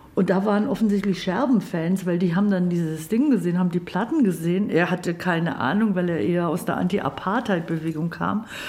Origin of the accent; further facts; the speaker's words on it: Babenhausen, Bavaria, Germany; also born or lived in Ulm; Ulm ist Baden-Württemberg, da bin ich geboren, aufgewachsen in Babenhausen, das ist zwischen Memmingen, Augsburg, in der Ecke